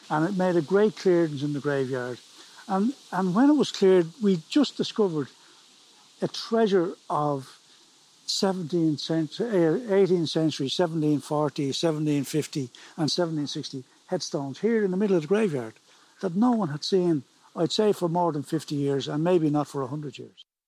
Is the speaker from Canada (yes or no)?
no; Dublin, Leinster, Ireland; moved away as an adult; now in Preban, Ireland; I was born and raised in Dublin